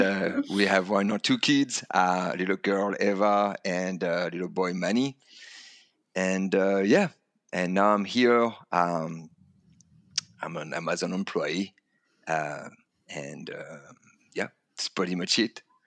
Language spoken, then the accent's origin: English; Calais, Hauts-de-France, France; English is a second language; moved away as an adult; now in United States; I come from France, um, and a l, small town called Calais in the north of France